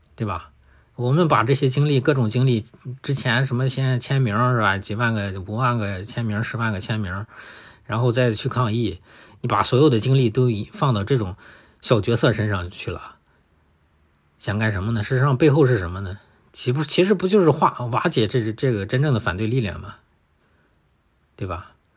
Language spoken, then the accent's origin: Chinese; China; 我们中国人